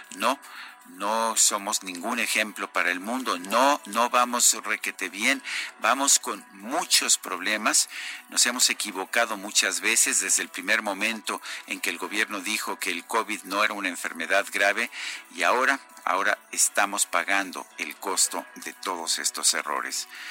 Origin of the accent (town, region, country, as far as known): Mexico